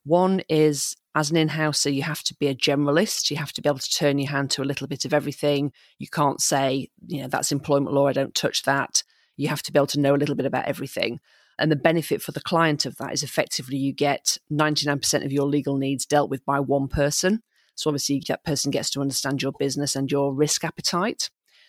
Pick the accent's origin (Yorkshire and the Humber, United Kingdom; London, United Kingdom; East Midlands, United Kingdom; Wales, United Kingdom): Yorkshire and the Humber, United Kingdom; also born or lived in Bahamas; I was born in Yorkshire. My dad then managed to wangle a teaching job in the Bahamas. So we moved there when I was 6 weeks old. We lived there till I was eight. I'm not sure where the decision process went, but we decided to move back to Yorkshire.